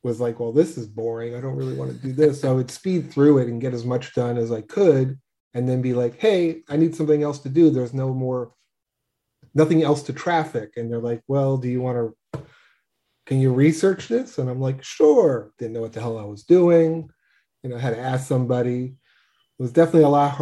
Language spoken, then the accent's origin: English; New York, United States; I'm born and bred in New York.